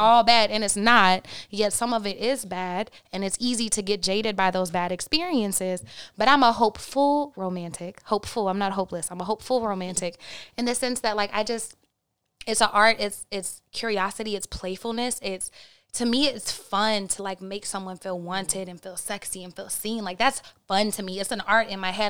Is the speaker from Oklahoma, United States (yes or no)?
yes; Oklahoma, United States; I'm from Oklahoma